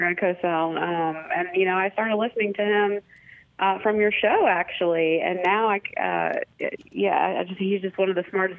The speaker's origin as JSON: {"language": "English", "region": "Ohio", "country": "United States", "said": "I went to Ohio State. I'm from Ohio."}